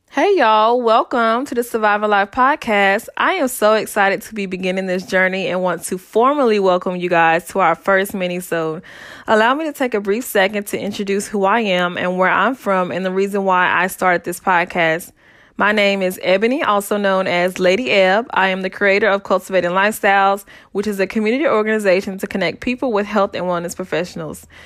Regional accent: Saint Pauls, North Carolina, United States; I'm born and raised in North Carolina in a small town called Saint Paul's.

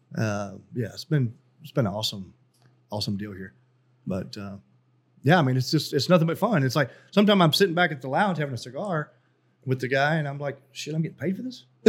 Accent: Carthage, Texas, United States; moved away as an adult; also born or lived in Korea; I was born in Carthage, Texas, which is small East Texas town

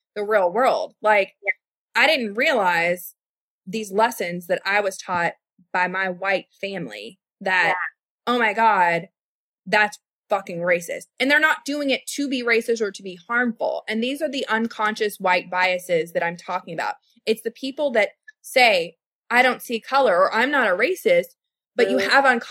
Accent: Louisville, Kentucky, United States; I am from West Louisville. I grew up in Shively. I grew up in South Louisville.

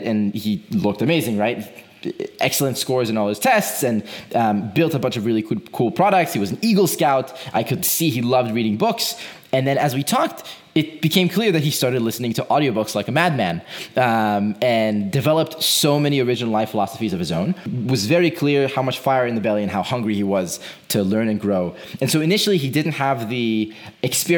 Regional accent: Israel; moved away; I'm originally from Israel.

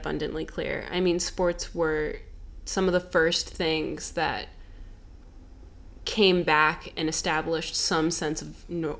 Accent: Chicago, Illinois, United States; I was born and raised in Chicago. I love Michael Jordan. I was born in 1998 between game 4 and game 5

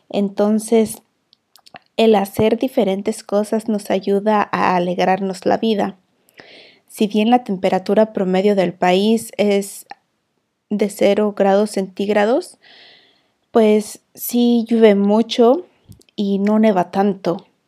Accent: Mexico; now in Iceland; una mujer emprendedora y administradora de un hogar, transmitiendo desde Islandia

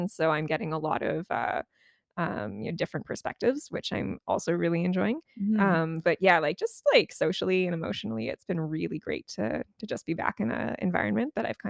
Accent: Powell River, British Columbia, Canada; also born or lived in Winnipeg, Manitoba; now in Prince Edward Island, Canada; I grew up in a little place called Powell River.

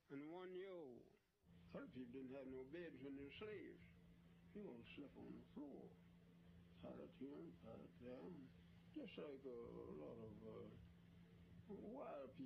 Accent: Charlottesville, Virginia, United States; I was born in Charlottesville, Virginia

